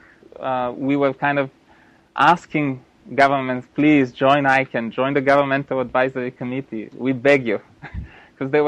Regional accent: Bulgaria; moved away; I'm from Bulgaria originally

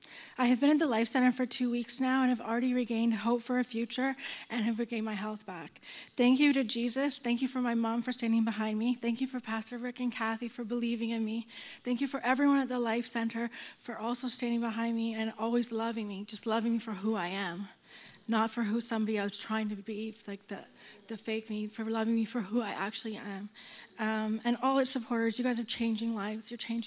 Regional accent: Toronto, Ontario, Canada; I'm from Toronto.

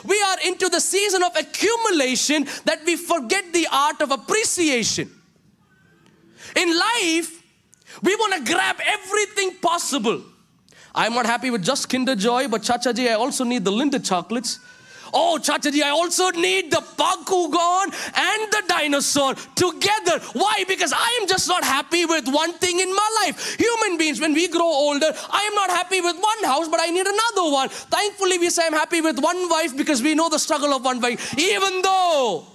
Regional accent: Kerala, India; now in Chicago, United States; I love the Kerala values that is imbibed in me

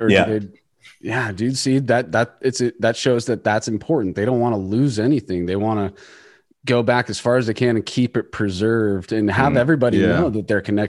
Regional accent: United States; we're from America.

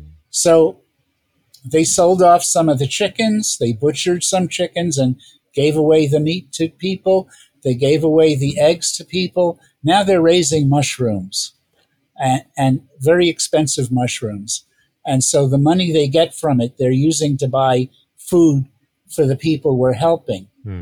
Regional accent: New York, United States; moved away; I'm originally from New York

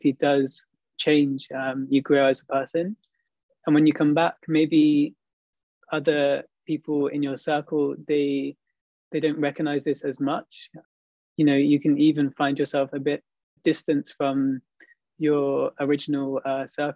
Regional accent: United Kingdom; moved away as an adult; now in Montreal, Canada; In the UK, I grew up in a place which was, there weren't so many people that looked like me, basically. It was an environment which was fairly rural, I would say, in my hometown.

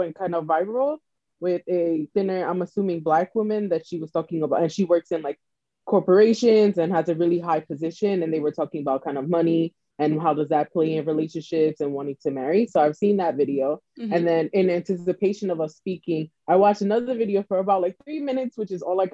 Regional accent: New York City, New York, United States; I am from the Bronx

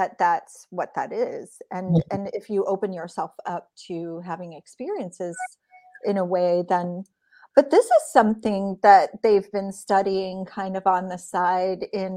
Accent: the Bible Belt of America, United States; I grew up in the Bible Belt too of America

